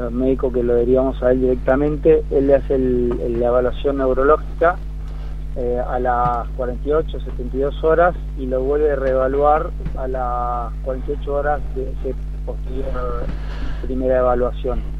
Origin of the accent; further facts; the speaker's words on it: Concordia, Entre Ríos, Argentina; yo soy de Entre Ríos. {S1} Ajá. {S7} Soy criado en Concordia, Entre Ríos